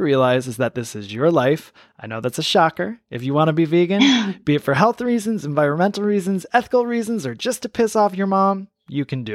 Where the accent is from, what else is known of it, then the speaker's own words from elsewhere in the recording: Michigan, United States; I was born in Michigan